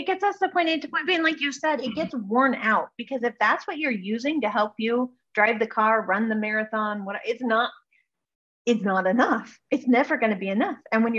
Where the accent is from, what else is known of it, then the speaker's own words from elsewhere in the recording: Alaska, United States; born there; Yeah, actually I was born in Alaska, so.